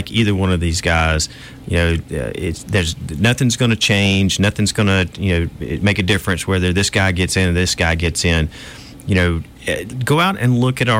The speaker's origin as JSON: {"language": "English", "town": "Eufaula", "region": "Alabama", "country": "United States", "tie": "born or raised there", "also_born_or_lived": "Birmingham, Alabama / Irondale, Alabama", "said": "I grew up in Eufaula, a little small town in South Alabama, and moved to the big city my junior year in high school to Birmingham."}